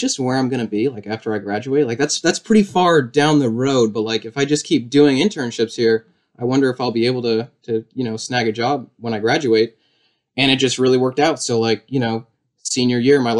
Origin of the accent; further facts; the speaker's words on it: Alstead, New Hampshire, United States; I'm from Alstead, New Hampshire, which is like 35 minutes south of Claremont